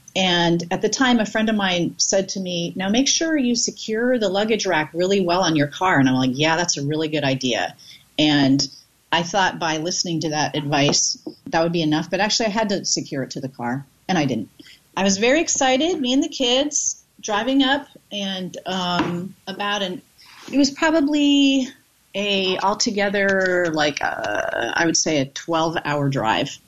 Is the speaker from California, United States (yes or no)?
yes; Bay Area, California, United States; lived in the Bay Area and went to the Bay Area Comedy Festival when I was underage.